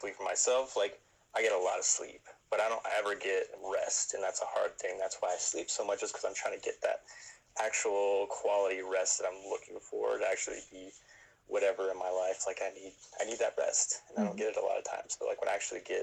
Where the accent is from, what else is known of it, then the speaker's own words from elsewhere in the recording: Ganado, Arizona, United States; from the Navajo Nation, specifically born and raised in Ganado, Arizona, straight up Rez dog through and through.